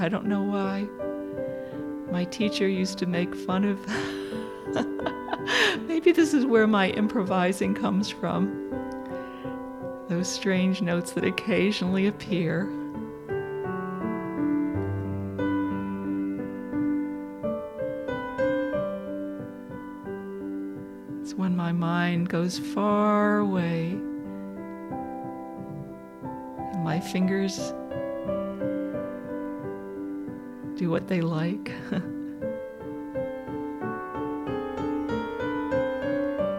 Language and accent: English; Dobbs Ferry, New York, United States; I was in Dobbs Ferry growing up on Bel Air Drive